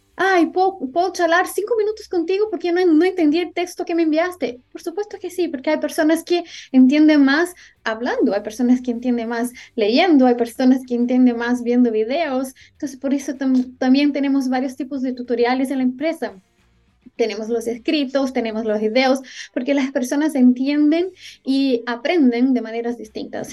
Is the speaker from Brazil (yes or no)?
yes; Brazil; yo soy brasileña